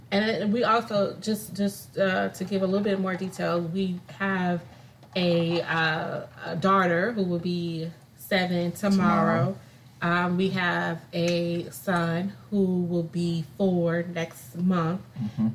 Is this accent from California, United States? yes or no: yes; California, United States; moved away as an adult; also born or lived in Illinois; I was uh, born and raised in California, moved to Illinois